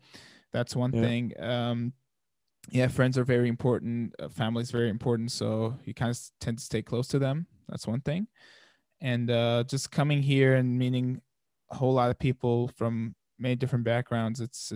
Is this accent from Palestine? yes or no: yes; Palestine; now in Germany; I think the culture there is very, very family oriented.